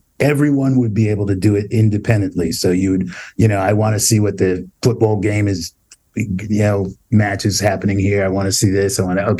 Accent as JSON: {"language": "English", "town": "New York City", "region": "New York", "country": "United States", "tie": "born or raised there", "said": "I grew up in Brownsville, Brooklyn. It's a relatively poor neighborhood. We were relatively poor."}